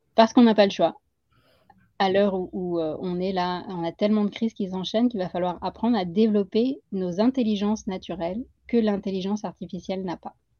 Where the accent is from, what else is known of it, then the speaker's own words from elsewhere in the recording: Puducherry, India; also born or lived in Paris region, France; now in France; à Pondichéry. C'est là où j'ai grandi.